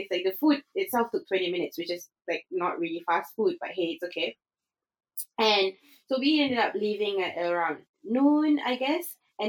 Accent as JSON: {"language": "English", "country": "Singapore", "tie": "born or raised there", "moved": "as an adult", "lives_now": "Sweden", "said": "I only knew Singapore. I've traveled a lot, but I haven't actually lived elsewhere. So Singapore was home for 27-ish years"}